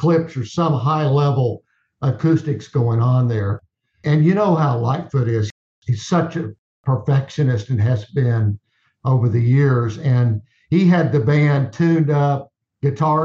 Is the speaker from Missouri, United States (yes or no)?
no; Texas, United States; I'm from Texas